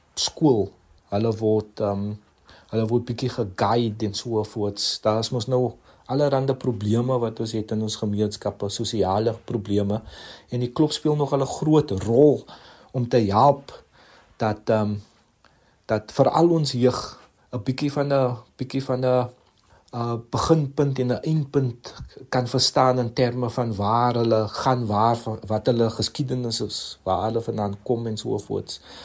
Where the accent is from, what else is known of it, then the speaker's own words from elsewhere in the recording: Cape Town, Western Cape, South Africa; waar ons vandag is as Suid-Afrikaners en as Kaapenaars